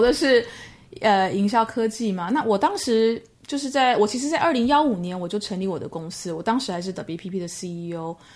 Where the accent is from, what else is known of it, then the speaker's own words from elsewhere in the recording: Taiwan; moved away as an adult; also born or lived in Mainland China; 工作到现在三十年，前面的二十七年都在同一个集团，就是 The B P P 集团。那，呃，前面的十二年是在台湾地区，是我，我台湾人